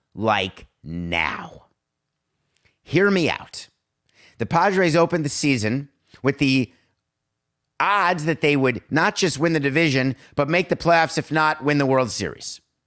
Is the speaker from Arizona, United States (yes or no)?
no; New York, United States; now in South Florida, United States; I grew up in New York